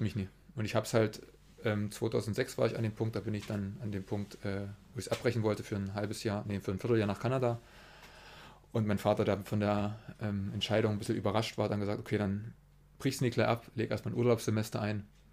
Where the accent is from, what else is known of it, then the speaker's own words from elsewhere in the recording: Weißenberg, Saxony, Germany; also born or lived in Berlin; now in Zittau, Germany; Geboren in äh, Berlin und aufgewachsen ähm, bei Weißenberg